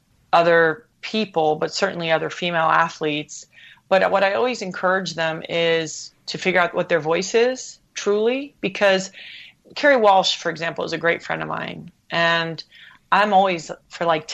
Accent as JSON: {"language": "English", "country": "U.S. Virgin Islands", "tie": "born or raised there", "also_born_or_lived": "Hawaii", "moved": "yes", "said": "I grew up in the Caribbean. We had two TV channels"}